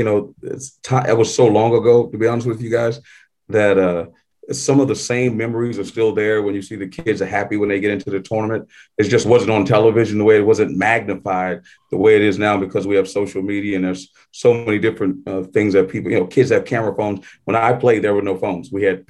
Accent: Houston, Texas, United States; moved away as an adult; And I grew up in Houston, where Phi Slamma Jamma was during the time.

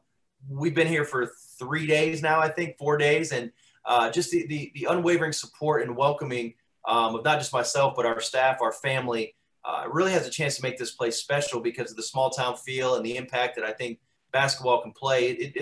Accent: Lexington, Kentucky, United States; also born or lived in Daytona, Florida; now in Martin, United States; I was born in Lexington, Kentucky.

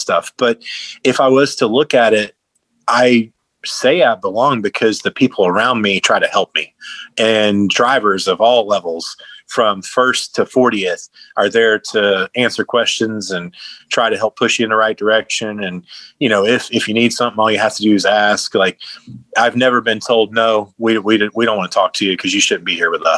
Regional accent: Wauchula, Florida, United States; I'm a Central Florida boy. Like I'm from Wachula, Florida

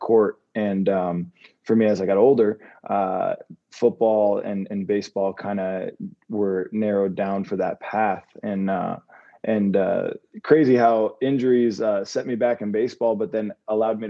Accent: Davie, Florida, United States; growing up in Davie, Florida

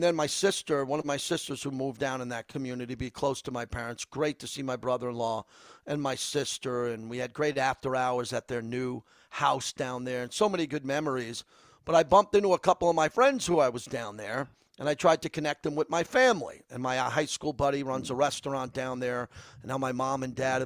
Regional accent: New York, United States; now in Las Vegas, United States; I'm a New Yorker

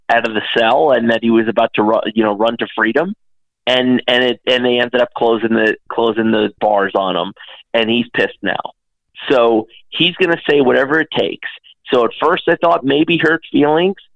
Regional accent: Dallas, Texas, United States; You know, I grew up in Dallas, right?

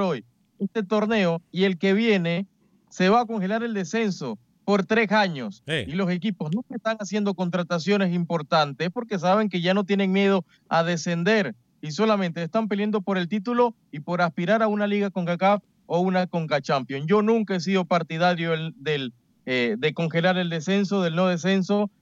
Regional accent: Panama

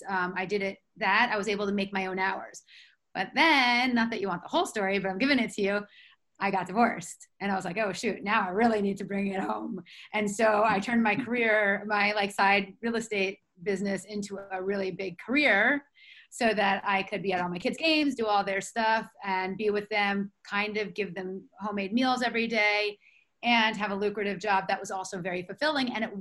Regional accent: New York City, New York, United States; moved away as an adult; now in Bergen County, United States; I'm from Manhattan

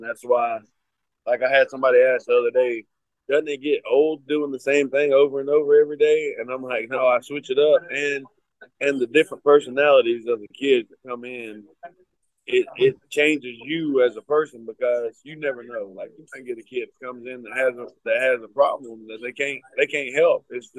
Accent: Cleveland, Georgia, United States; And it's, it's in White County in Cleveland, where my hometown is.

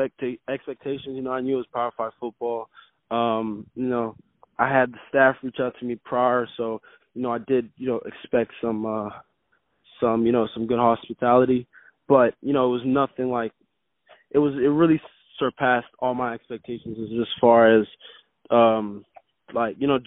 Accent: Montreal, Quebec, Canada; now in Florida, United States; I'm from Montreal originally

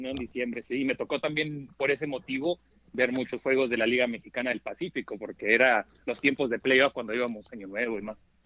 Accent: Tucson, Arizona, United States; also born or lived in Anaheim, California; nacido en el sur de California, pero eh, crecí en Tucson

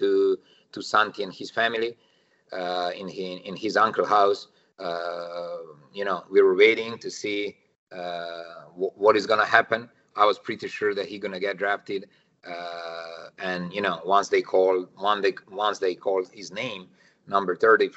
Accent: Serbia; moved away as an adult; also born or lived in Madrid, Spain / San Antonio, United States / Connecticut, United States; now in United States; Originally born and raised in Serbia

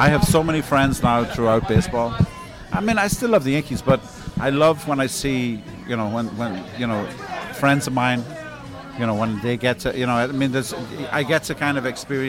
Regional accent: Ireland; now in New York, United States; I grew up in Ireland

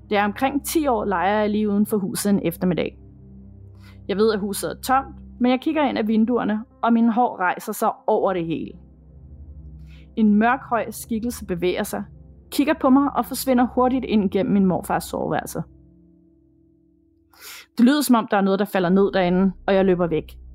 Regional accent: Chile; Jeg boede som barn i Chile, ude på en kæmpe grund, omgivet af masser af marker og skov.

